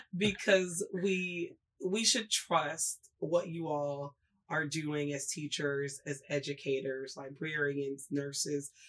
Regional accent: Oklahoma, United States; moved away as an adult; also born or lived in Jackson, Mississippi; I went to high school and middle school in Oklahoma

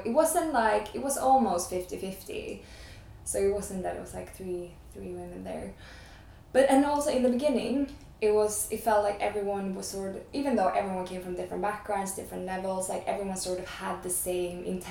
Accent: Stockholm, Stockholm County, Sweden; I'm originally from Stockholm. I'm Swedish

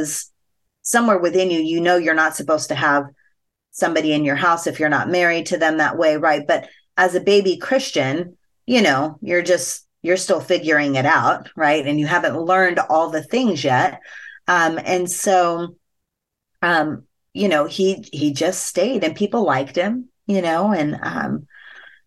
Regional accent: Las Vegas, Nevada, United States; growing up in Vegas, where sex is very much a part of the culture

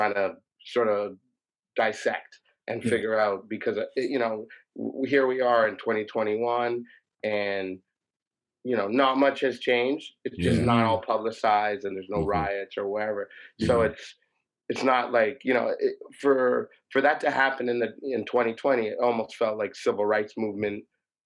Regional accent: Toronto, Ontario, Canada; I grew up in the East End, like Woodbine and Queen of the Beaches

